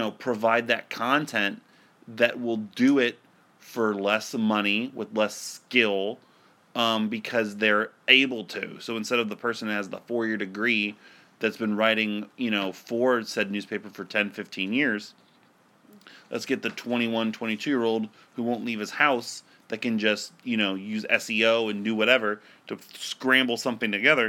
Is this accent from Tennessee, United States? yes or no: no; Akron, Ohio, United States; my hometown newspaper doesn't even run every day anymore. The Akron Beacon Journal